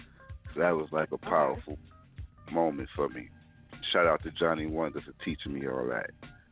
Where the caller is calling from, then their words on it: Brooklyn, New York, United States; I'm calling from Brooklyn, New York.